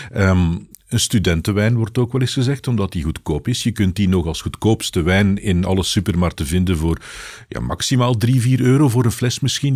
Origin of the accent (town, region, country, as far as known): Belgium